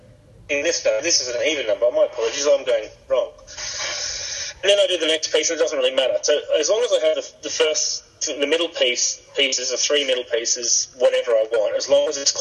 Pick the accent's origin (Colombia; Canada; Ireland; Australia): Australia; I'm Australian